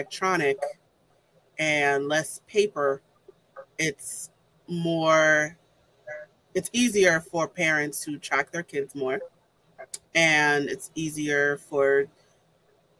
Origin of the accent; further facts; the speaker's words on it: New York City, New York, United States; I'm from New York